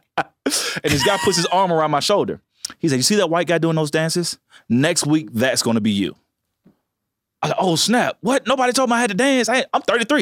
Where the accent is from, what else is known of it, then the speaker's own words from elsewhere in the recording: Montgomery, Alabama, United States; I said, Montgomery.